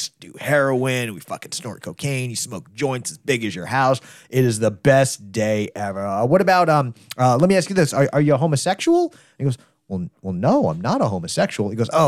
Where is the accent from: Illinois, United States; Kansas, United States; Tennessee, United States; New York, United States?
Kansas, United States; Wichita; I'm perfect for this place because I'm from Wichita.